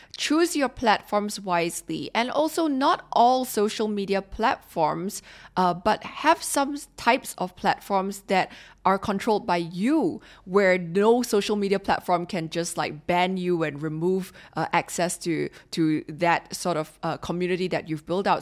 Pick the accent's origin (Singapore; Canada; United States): Singapore; as a Singaporean